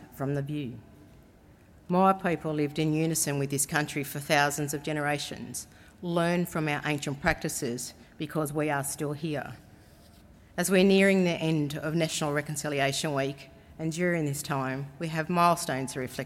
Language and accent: English; Cowra, New South Wales, Australia; I am a Wiradjuriwun from Cowra here in New South Wales